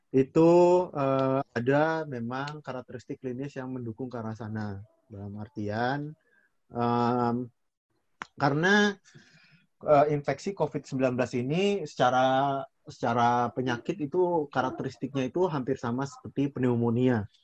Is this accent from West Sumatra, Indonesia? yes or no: yes; West Sumatra, Indonesia; aku dari Sumatera Barat.